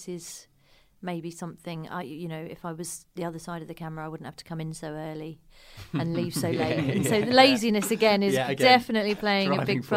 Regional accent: Croydon, London, United Kingdom; moved away as an adult; also born or lived in Manchester; I'm from Croydon

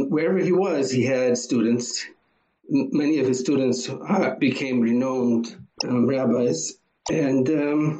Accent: Boston, Massachusetts, United States; also born or lived in New York / São Paulo; now in Israel; I was born in Boston

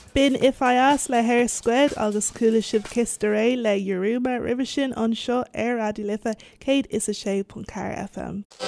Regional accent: Dublin, Leinster, Ireland; accent: Irish; I told her Dublin

